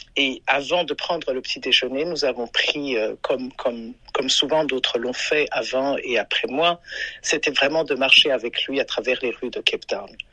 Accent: Burundi; now in Maryland, United States; je viens du Burundi.

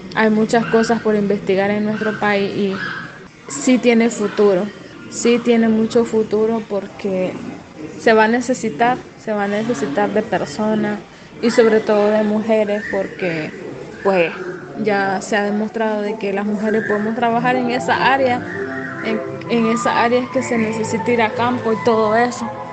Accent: Nicaragua; soy nicaragüense

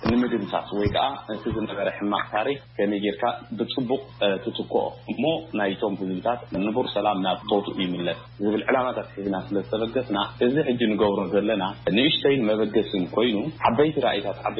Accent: Eritrea; ንሕና ከም ኤርትራውያን

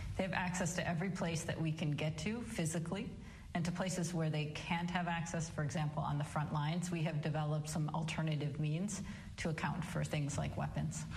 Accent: Michigan, United States; my home state of Michigan

